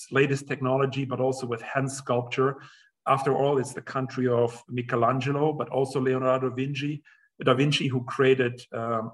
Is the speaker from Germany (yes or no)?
yes; Germany; moved away as an adult; also born or lived in England / United States; I grew up in Germany